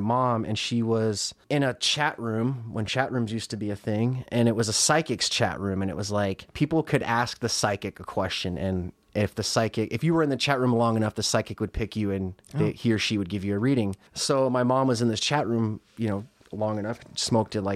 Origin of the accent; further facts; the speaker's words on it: Casper, Wyoming, United States; moved away as an adult; now in Chicago, United States; I'm originally from Casper, Wyoming